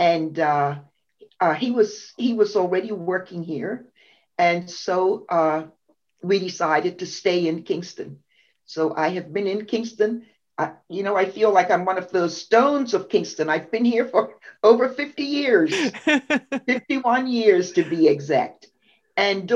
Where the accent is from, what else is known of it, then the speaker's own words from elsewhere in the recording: Bermuda; I was born in Bermuda